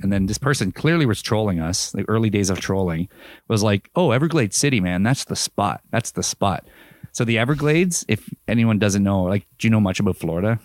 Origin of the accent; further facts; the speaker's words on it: Canada; we're from Canada